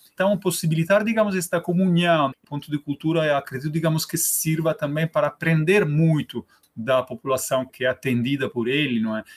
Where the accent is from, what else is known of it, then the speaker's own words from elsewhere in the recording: Rome, Lazio, Italy; Portuguese is a second language; moved away as an adult; now in Torres, Brazil; Eu, eu sou italiano, não é? Eu uh, nasci na Itália, em Roma